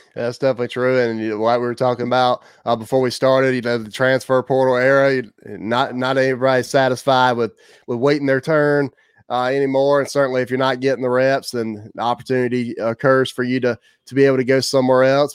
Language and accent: English; Hartsville, South Carolina, United States; who's from Hartsville, South Carolina, my hometown